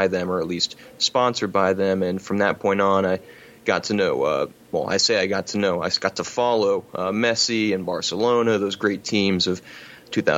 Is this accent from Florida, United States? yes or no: yes; Florida, United States; I'm from Florida